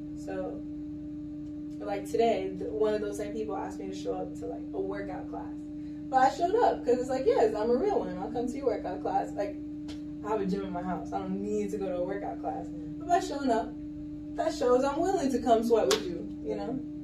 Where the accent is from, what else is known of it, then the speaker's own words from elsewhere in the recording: Kendall, Florida, United States; I am from Miami, Florida. Yeah. yeah. So I'm from Kendall, Florida